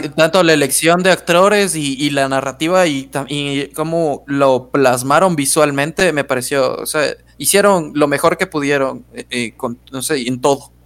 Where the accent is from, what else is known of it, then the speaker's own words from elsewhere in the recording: Ecuador; somos ecuatorianos